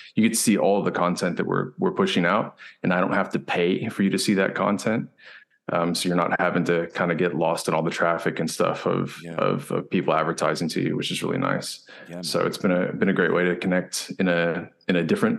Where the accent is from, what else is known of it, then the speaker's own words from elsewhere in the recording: Houston, Texas, United States; moved away as an adult; also born or lived in Austin, Texas / South Africa; now in Kentucky, United States; So I grew up in Houston, and I was there for about 18 years before moving up to Austin to go to the University of Texas